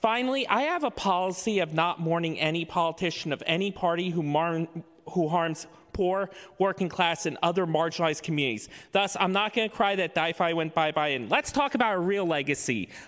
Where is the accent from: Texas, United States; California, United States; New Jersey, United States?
New Jersey, United States; Jersey Shore; Even though I am Italian from the Jersey Shore